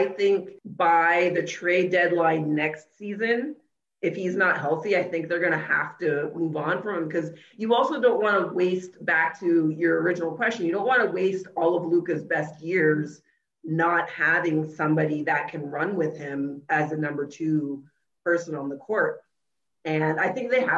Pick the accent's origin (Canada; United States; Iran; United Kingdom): Canada; I'm from Canada.